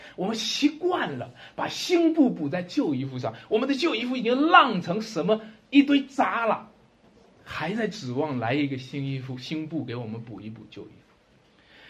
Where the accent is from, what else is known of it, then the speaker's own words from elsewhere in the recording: China; 还是我们中国人骨子里的东西